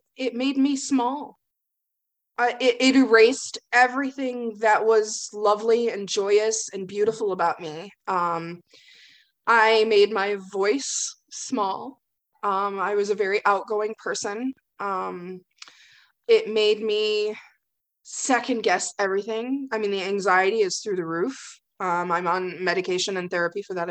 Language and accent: English; Greenville, Michigan, United States; I grew up in Greenville, Michigan